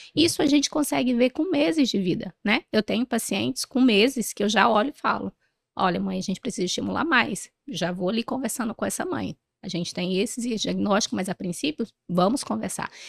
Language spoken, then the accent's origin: Portuguese; Ourilândia do Norte, Pará, Brazil; eu sou do norte do país, eu sou de uma cidadezinha do interior do Pará, chamada Urilândia do Norte